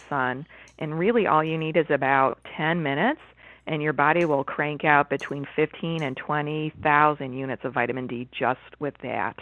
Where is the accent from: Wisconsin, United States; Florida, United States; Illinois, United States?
Illinois, United States; Chicago; now in Ontario, Canada; I was born and raised in Chicago, and now I'm living in Ontario